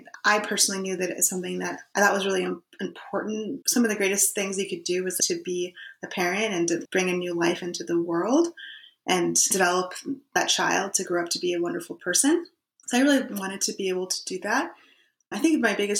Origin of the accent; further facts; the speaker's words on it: Los Angeles, California, United States; moved away as an adult; also born or lived in Columbus, Ohio / San Francisco; now in Oakland, United States; I'm from LA originally